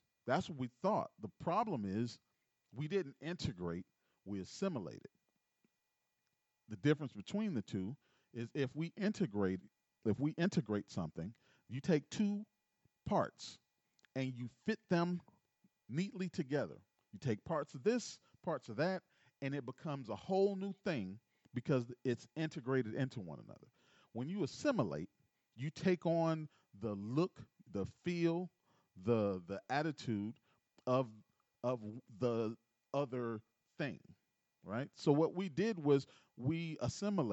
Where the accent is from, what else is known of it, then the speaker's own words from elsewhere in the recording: Gary, Indiana, United States; also born or lived in Chicago, Illinois; I was born in 77, and born in Chicago, raised in Gary.